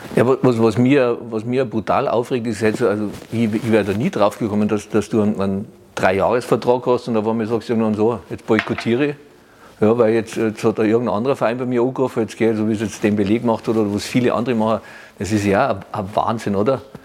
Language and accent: German; Germany; bei uns in Deutschland